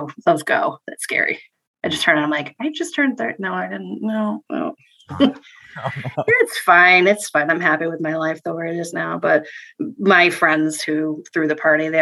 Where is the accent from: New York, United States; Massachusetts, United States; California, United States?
Massachusetts, United States; Worcester; now in Connecticut, United States; Worcester where I'm from